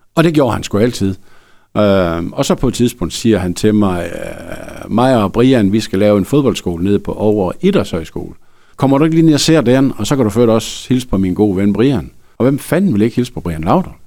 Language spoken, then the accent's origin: Danish; Frederikshavn, North Denmark Region, Denmark; jeg er fra Frederikshavn